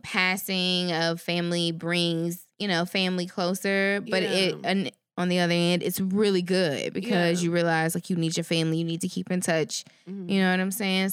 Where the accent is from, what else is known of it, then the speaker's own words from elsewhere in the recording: Shreveport, Louisiana, United States; moved away; It is actually my hometown. Okay. My school district, Caddo Parish.